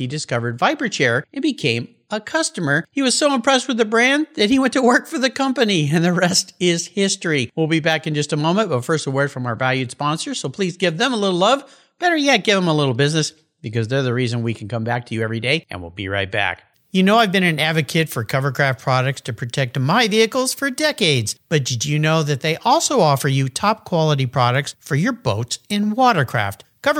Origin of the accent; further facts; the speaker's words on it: California, United States; I grew up in Southern California.